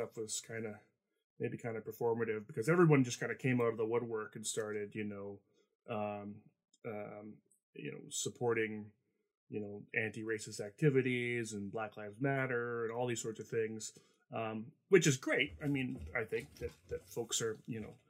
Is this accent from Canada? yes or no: yes; Canada; I'm Canadian